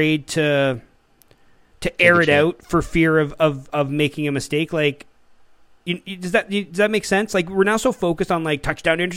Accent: Canada; I'm Canadian

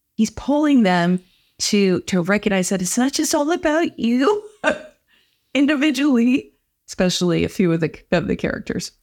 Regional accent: St. Louis, Missouri, United States; now in Culver City, United States; I'm from Saint Louis, Missouri

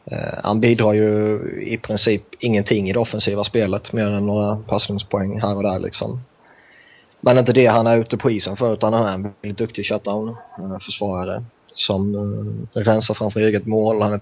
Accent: Sweden; now in San Francisco, United States; Så jag ska vara glad att bo i Kalifornien.

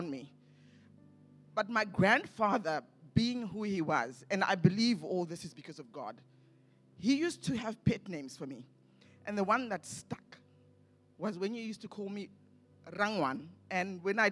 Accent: Zimbabwe; I grew up living in the townships in Zimbabwe. As most of you know, I'm from Zimbabwe.

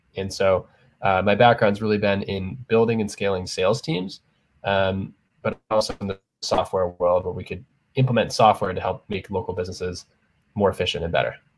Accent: San Diego, California, United States; moved away as an adult; also born or lived in Arizona; now in New York City, United States; I was from San Diego originally

